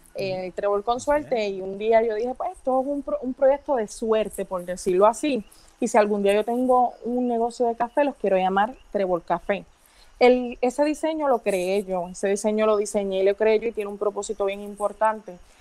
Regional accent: Las Marías, Puerto Rico; soy nacida y criada en Las Marías

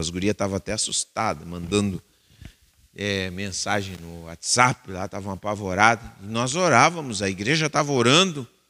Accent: Bagé, Rio Grande do Sul, Brazil; eu sou de Bagé, nós sofremos com a seca faz muito tempo

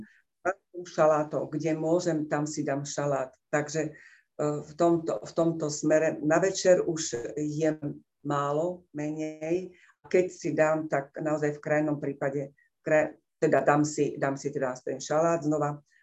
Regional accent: Liptov, Žilina Region, Slovakia; Som z Liptova

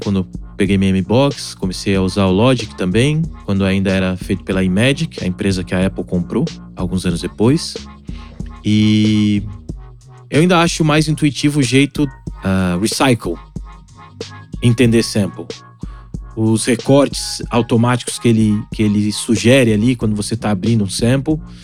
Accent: São Paulo, Brazil; Eu fui criado no Alto de Piranga. Depois, meus pais compraram uma casa na Vila Arapuá, que é um subdistrito do bairro do Ipiranga. Dizem que é um dos bairros mais tradicionais de São Paulo

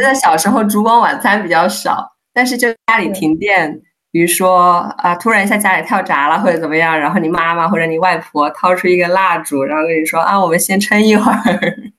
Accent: Hunan, China; moved away as an adult; now in Netherlands; 我是湖南人

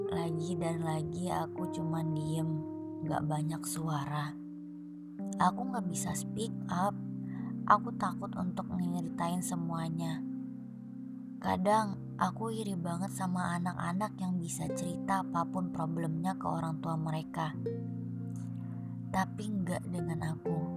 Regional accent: Malang, East Java, Indonesia; Aku anak Malang yang punya rumah rusak dan gak aman buat aku.

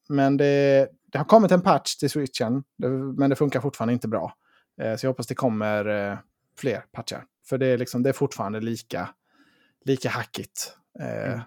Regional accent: Sweden; som svensk

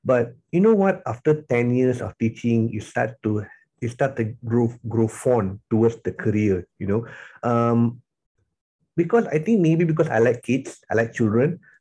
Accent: Tapah, Perak, Malaysia; moved away as an adult; also born or lived in Johor Bahru, Malaysia / Sarawak, Malaysia; now in Kuala Lumpur, Malaysia; I was born and bred in Tapah, so I was anak jati Tapah lah, Tapah Perak

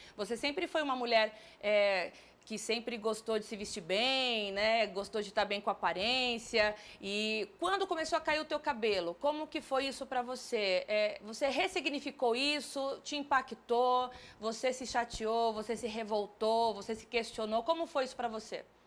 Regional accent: São Paulo, Brazil; eu sou de São Paulo

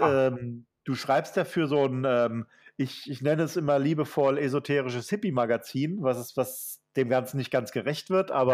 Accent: Germany; ich selbst auch als Deutscher

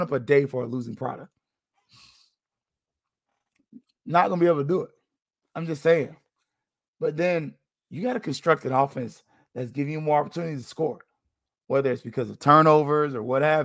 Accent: Florida, United States; I'm from Florida

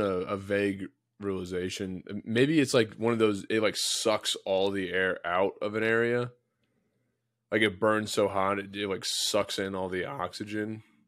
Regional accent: United States; as an American

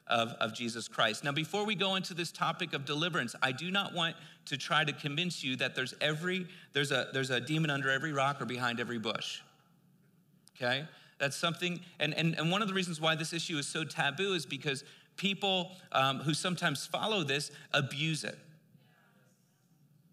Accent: East Coast, United States; I'm from the East Coast

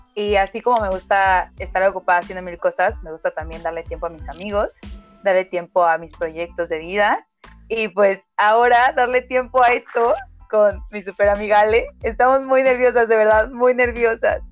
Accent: Oaxaca, Mexico; soy oaxaqueña, 100%, más oaxaqueña que la tlayuda

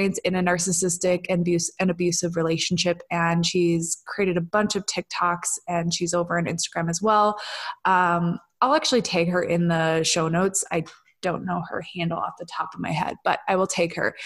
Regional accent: Minnesota, United States; moved away; I'm from Minnesota originally.

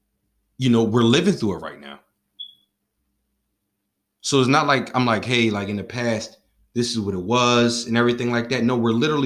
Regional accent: Philadelphia, Pennsylvania, United States; I'm from Philadelphia

